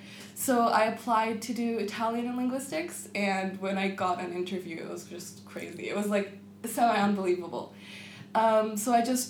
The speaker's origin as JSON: {"language": "English", "town": "Gaza", "region": "Gaza Strip", "country": "Palestine", "tie": "born or raised there", "also_born_or_lived": "Canada", "moved": "as an adult", "lives_now": "Oxford, United Kingdom", "said": "I was born in 1997. So I lived 3 years in Gaza, and then my family traveled to Canada for a couple of years."}